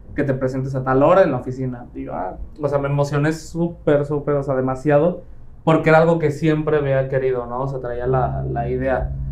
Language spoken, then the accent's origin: Spanish; Playa del Carmen, Quintana Roo, Mexico; also born or lived in Mexico City; soy de Ciudad de México, llevo aquí viviendo en Playa del Carmen aproximadamente 15, ya casi 16 años, prácticamente más de la mitad de mi vida, llegué cuando apenas iba a terminar sexto de primaria, entonces prácticamente aquí, aquí crecí